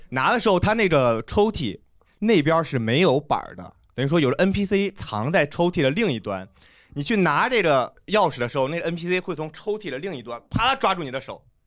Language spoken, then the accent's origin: Chinese; Zhengzhou, Henan, China; 我也是郑州的